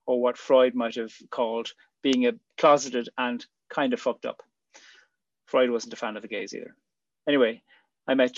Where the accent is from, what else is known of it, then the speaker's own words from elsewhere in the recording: Ireland; moved away as an adult; also born or lived in Switzerland / Australia; I'd be back in Ireland. When I'd left 5 years earlier, I always imagined I'd never live in Ireland again. I did love coming home for visits